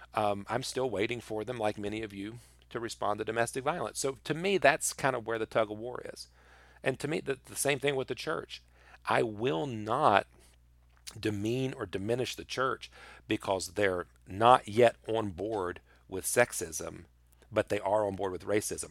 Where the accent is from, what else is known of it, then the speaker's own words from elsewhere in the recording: United States; I love being an American